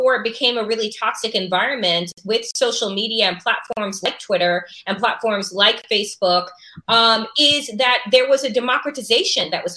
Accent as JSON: {"language": "English", "area": "Long Island", "region": "New York", "country": "United States", "tie": "born or raised there", "said": "I grew up and I went to a Sachem School District. You're familiar with the Long Island Expressway, it's Exit 61."}